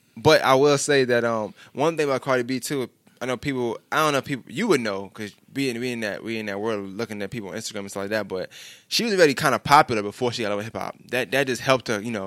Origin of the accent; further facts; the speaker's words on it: New York City, New York, United States; I'm from New York. I just, we never left Brooklyn.